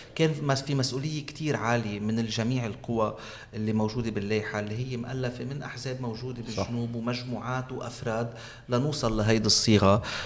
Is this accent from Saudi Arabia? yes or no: no; Aitaroun, South Governorate, Lebanon; بضيعتي أنا من عيترون أمي من بنت جبال